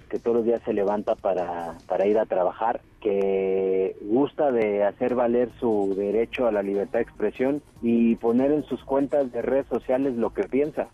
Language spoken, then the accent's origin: Spanish; Mexico; Soy un mexicano, no, no soy ruso